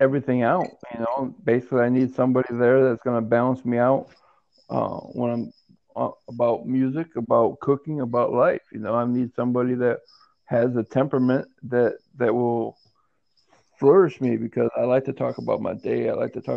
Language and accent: English; Saginaw, Michigan, United States; I'm from I'm from Saginaw, Michigan